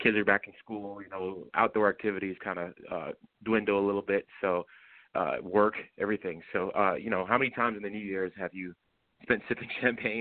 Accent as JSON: {"language": "English", "region": "Florida", "country": "United States", "moved": "yes", "lives_now": "Virginia, United States", "said": "I'm personally from Florida"}